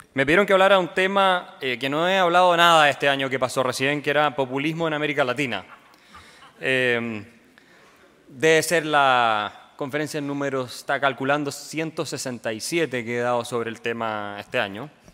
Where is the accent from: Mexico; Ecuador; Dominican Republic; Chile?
Chile; Chile, mi país.